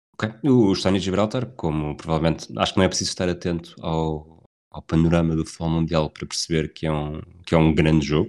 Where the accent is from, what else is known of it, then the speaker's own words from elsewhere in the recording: Portugal; eu sou, sou português